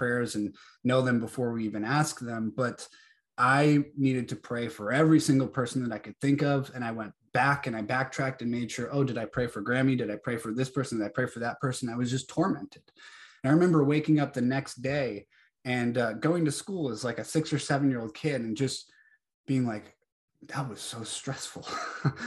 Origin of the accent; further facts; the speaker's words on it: New Hampshire, United States; now in Georgia, United States; I was born and raised in New Hampshire, now live down in Georgia